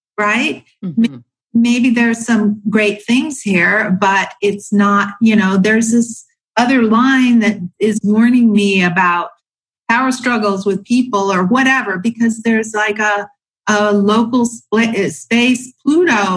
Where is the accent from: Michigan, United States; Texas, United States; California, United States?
California, United States; San Diego; moved away as an adult; I was born in San Diego and it was a great place to move, to grow up